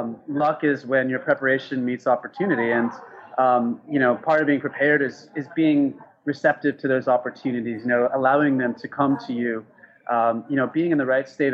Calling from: Thailand; I'm calling in from Thailand. I'm at a Starbucks.

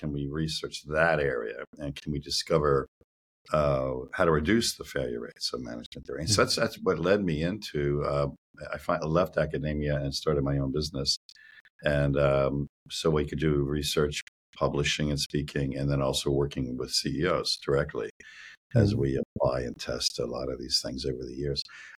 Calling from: Reisterstown, Maryland, United States; I'm calling in from Reisterstown, a town in Maryland, and that's where I am right now.

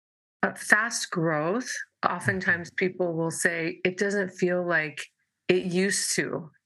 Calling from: San Diego, California, United States; And I am Zooming from San Diego, California.

